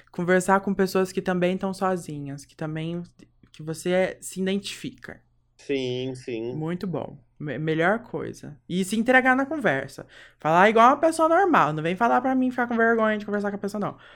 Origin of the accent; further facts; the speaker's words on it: Brazil; accent: caipira; Eu tenho meu sotaque. Eu sou a caipira, assim.